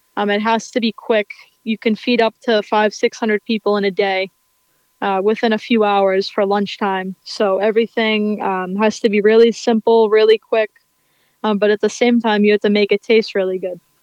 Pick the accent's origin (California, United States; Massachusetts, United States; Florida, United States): Massachusetts, United States; Weymouth; my hometown in Weymouth, Massachusetts